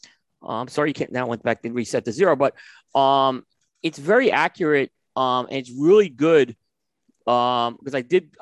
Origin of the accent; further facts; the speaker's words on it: New York City, New York, United States; moved away; I grew up in New York City. I lived in Brooklyn and Staten Island.